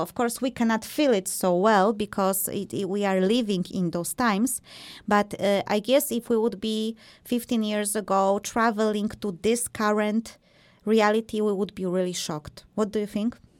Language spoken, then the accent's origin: English; Poland; I am also from Poland